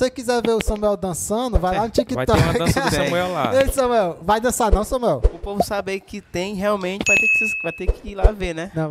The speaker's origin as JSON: {"language": "Portuguese", "town": "Quixadá", "region": "Ceará", "country": "Brazil", "said": "sou de Quixadá."}